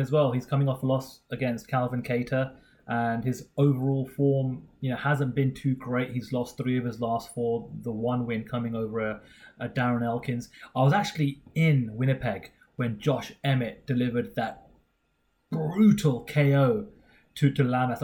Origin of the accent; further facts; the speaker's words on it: United Kingdom; we are the Brit Pack